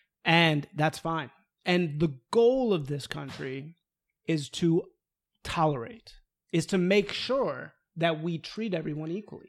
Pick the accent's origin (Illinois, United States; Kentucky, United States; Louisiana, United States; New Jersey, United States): Illinois, United States; Evanston; in the school that I grew up in Evanston, Illinois, the most liberal place on planet Earth